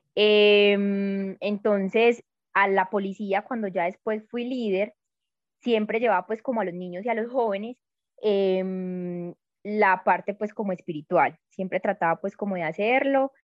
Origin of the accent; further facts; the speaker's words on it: Medellín, Antioquia, Colombia; soy de Medellín. Creo que eh, de pronto se, me siente un poquito en el acento